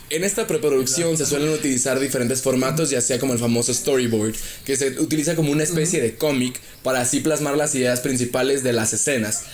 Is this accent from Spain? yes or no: no; Chihuahua, Mexico; yo soy de Chihuahua y ahorita estoy en Querétaro por un, por un viaje de trabajo